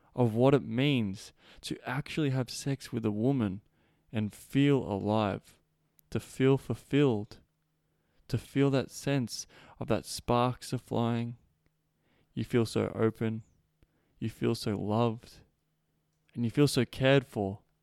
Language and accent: English; Melbourne, Victoria, Australia; moved away as an adult; I was born and raised in Melbourne.